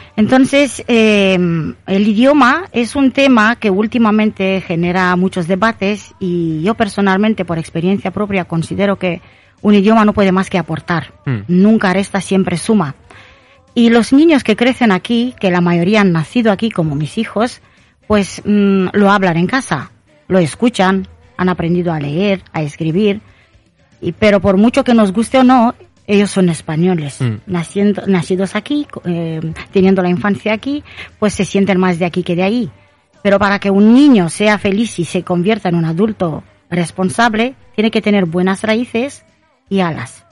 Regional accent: Romania; now in Spain; soy eh, de origen rumana

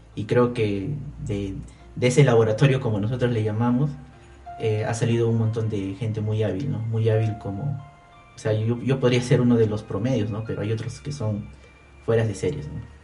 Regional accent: Abancay, Apurímac, Peru; moved away; yo soy de, Abancay, ¿no? Soy de Abancay, Apurímac.

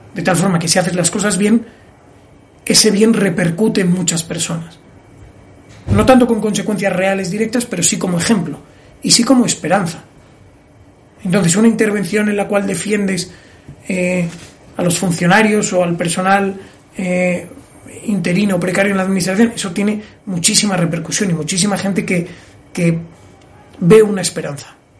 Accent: Oviedo, Asturias, Spain; moved away as an adult; also born or lived in Gijón / North Carolina; now in Madrid, Spain; un asturiano cualquiera que estudia en Oviedo, nací en Gijón, vamos, nací en Gijón, estudié

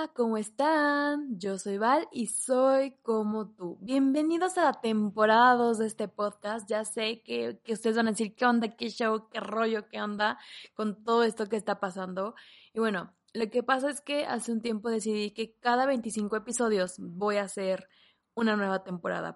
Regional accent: Mexico; en mi país, en México

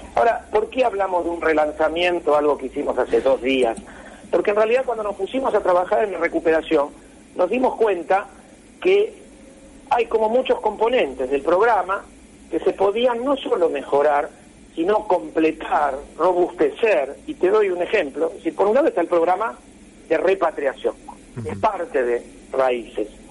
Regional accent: Argentina

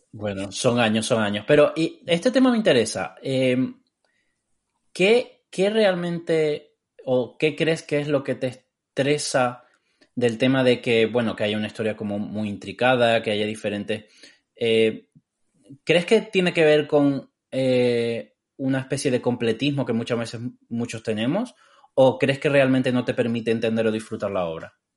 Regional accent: Tenerife, Canary Islands, Spain; also born or lived in Cádiz, Andalusia, Spain; yo eh, nací en Cádiz eh, y me mudé a Tenerife a los 9 años por ahí

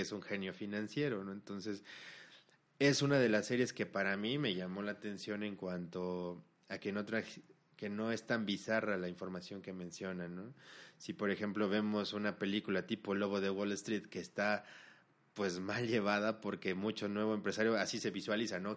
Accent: Mexico; los socios somos mexicanos

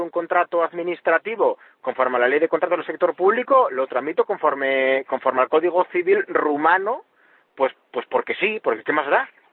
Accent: Asturias, Spain; como decimos aquí en Asturias

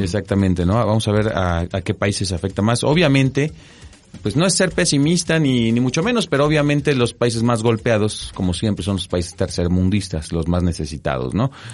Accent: Mexico; nosotros como mexicanos

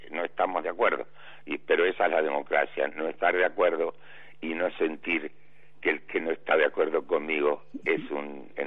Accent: Avellaneda, Buenos Aires Province, Argentina; yo fui diputado por la provincia de Buenos Aires porque nací en el Doc Sur partido de Avellaneda

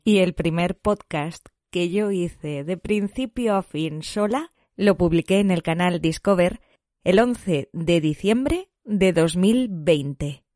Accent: Alicante, Valencian Community, Spain; moved away as an adult; now in Madrid, Spain; Nací hace 26 años en Alicante y desde hace 8 vivo en Madrid

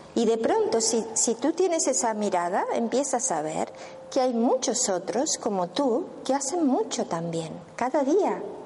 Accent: Argentina; moved away as an adult; yo soy de Argentina, pero bueno, ya hace 12 años que estoy aquí

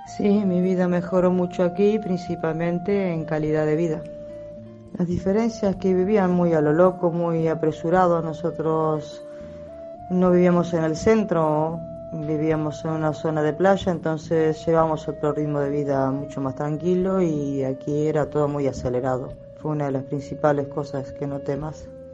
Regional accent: Uruguay; moved away as an adult; now in Galicia, Spain; mi país, Uruguay

